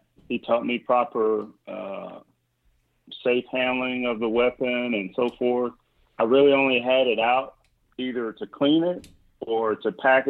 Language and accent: English; Mississippi, United States; and I'm from Mississippi, so there it's like, well, don't all 8-year-olds have guns, you know?